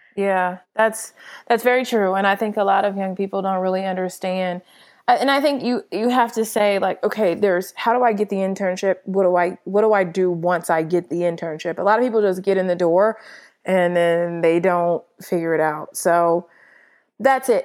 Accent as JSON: {"language": "English", "town": "Los Angeles", "region": "California", "country": "United States", "moved": "yes", "lives_now": "Atlanta, United States", "said": "I'm from Los Angeles"}